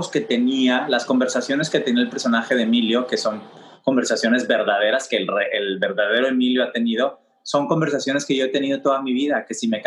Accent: Cuba; Siendo latino, cubano, no es la misma reacción que tienes en Miami

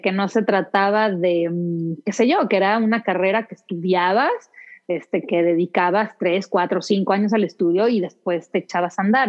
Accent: Mexico City, Mexico; also born or lived in London / United States; Y cuando cumplí dos años nos venimos de regreso y ya mis hermanos nacieron acá, pero he vivido casi toda mi vida aquí en la Ciudad, de México. Soy chilanga de, Hueso Colorado.

